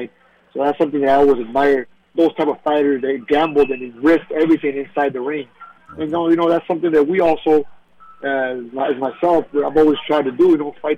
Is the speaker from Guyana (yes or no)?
no; Tucson, Arizona, United States; back in my hometown in Tucson, Arizona, and having my people be there